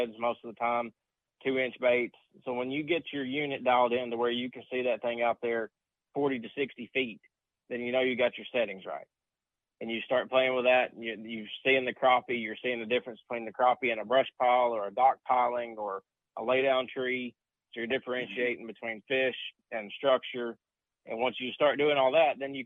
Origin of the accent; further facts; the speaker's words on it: United States; growing up on Tennessee River